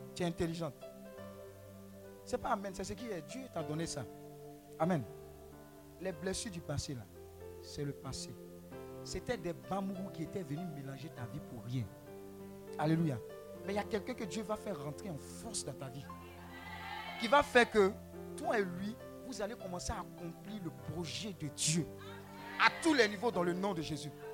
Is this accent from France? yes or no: no; Abidjan, Côte d’Ivoire; où j'ai grandi, à Marco, cité E S